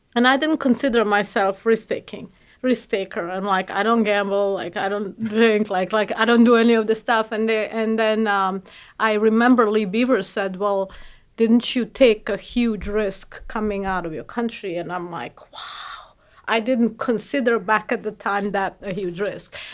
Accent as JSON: {"language": "English", "country": "Bosnia & Herzegovina", "moved": "yes", "said": "I'm from Bosnia"}